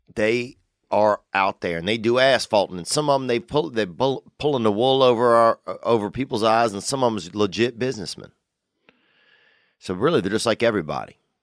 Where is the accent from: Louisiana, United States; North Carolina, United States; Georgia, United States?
Louisiana, United States; Covington; from Covington, Louisiana, and that's my hometown